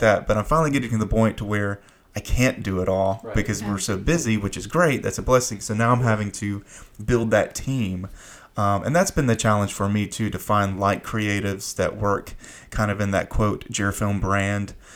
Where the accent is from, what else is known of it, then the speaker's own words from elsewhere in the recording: Fayetteville, North Carolina, United States; I grew up in Fayetteville, so we're about 30 minutes away